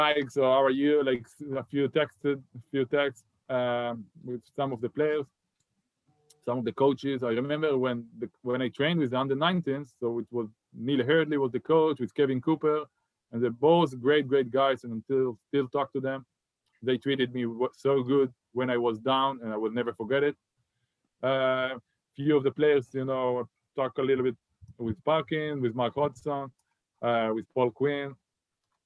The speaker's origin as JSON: {"language": "English", "town": "Haifa", "region": "Haifa District", "country": "Israel", "tie": "born or raised there", "moved": "as an adult", "said": "I grew up on my hometown and I was a big fan of Maccabi Haifa"}